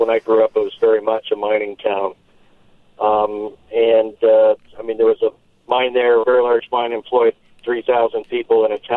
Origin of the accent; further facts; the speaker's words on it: Leadville, Colorado, United States; moved away as an adult; now in Fredericksburg, United States; I grew up in Leadville, Colorado, which was a mining town in the central mountains in Colorado. And when I grew up, it was very much a mining town.